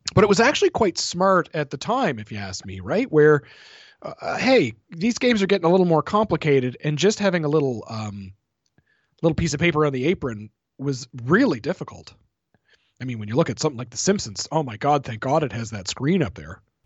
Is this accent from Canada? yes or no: yes; Canada; I'm Canadian